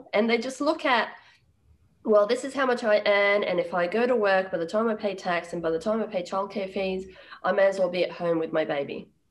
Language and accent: English; Sri Lanka; also born or lived in Uganda; So I was born in Uganda and I did primary school in Sri Lanka.